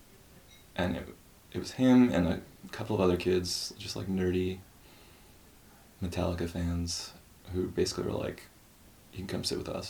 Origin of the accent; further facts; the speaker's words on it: northern New Jersey, United States; moved away; also born or lived in Hackensack, New Jersey / Philadelphia; I was born in northern New Jersey